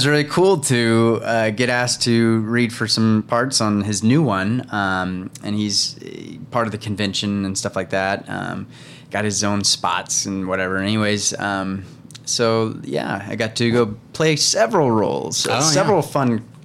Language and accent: English; Charleston, South Carolina, United States; moved away as an adult; I'm from Charleston, South Carolina.